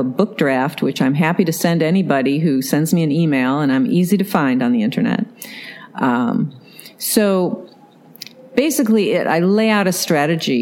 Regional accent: New York, United States; moved away as an adult; also born or lived in Massachusetts; now in San Francisco Bay Area, United States; I was brought up in New York State

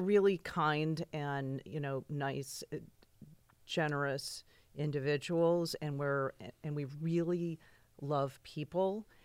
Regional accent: East Hampton, New York, United States; moved away; also born or lived in California

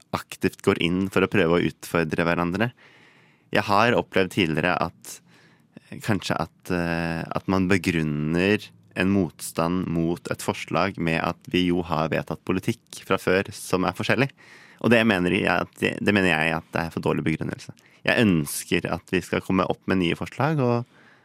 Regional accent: Ski, Akershus, Norway; moved away as an adult; now in Bergen, Norway; Jeg kommer opprinnelig fra Ski her på Østlandet

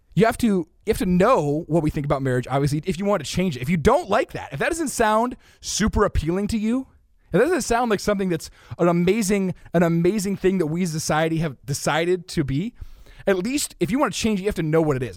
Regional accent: United States; I'm from America

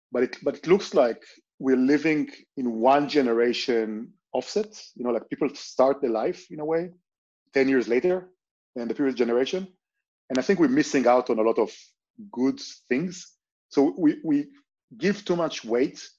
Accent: Israel; moved away as an adult; now in Barcelona, Spain; I grew up in Israel

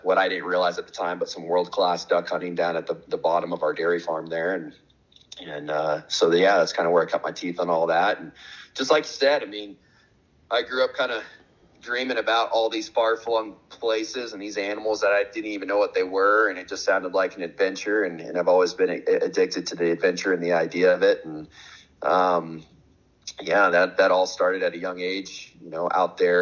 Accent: Dallas, Texas, United States; So I'm originally from Texas, and my family is from deeper up into Northeast Texas, about an hour and a half from Dallas.

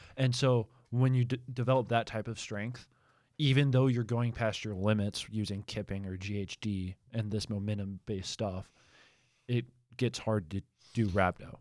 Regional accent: Albemarle, North Carolina, United States; moved away; I'm from Albemarle

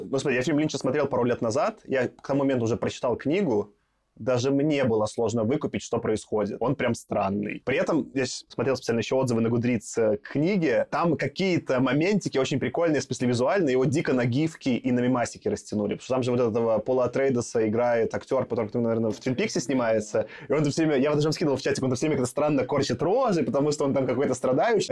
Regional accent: Belarus; now in Russia; я все-таки как белорус

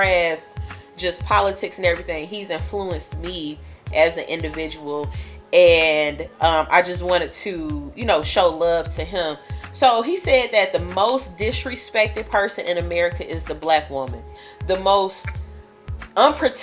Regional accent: the South, United States; accent: country accent, twang; my country accent, and I cannot help it that my family is from, some of them are from the South, so it kind of, the twang just comes out

